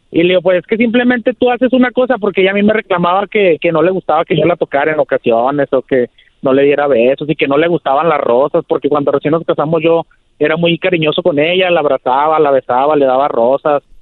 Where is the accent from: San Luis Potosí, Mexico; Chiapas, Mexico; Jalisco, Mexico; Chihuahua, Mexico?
Chihuahua, Mexico; Ciudad Juárez; Maestro, aquí, aquí andamos, yo soy de Ciudad Juárez.